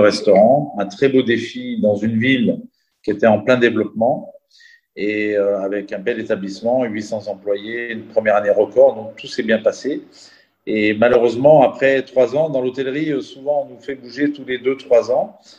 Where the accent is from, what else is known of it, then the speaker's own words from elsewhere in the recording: Chambéry, Auvergne-Rhône-Alpes, France; moved away as an adult; also born or lived in Entremont valley, Chartreuse / Chamonix; now in Dubai, United Arab Emirates; je suis originaire donc de la vallée des Entremonts, en Chartreuse. J'ai passé mon enfance à Chambéry